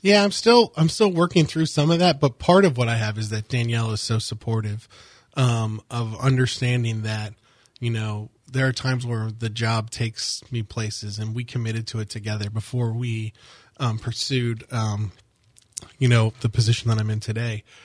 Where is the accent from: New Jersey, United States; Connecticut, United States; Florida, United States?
Florida, United States; Longwood; I grew up in the Longwood area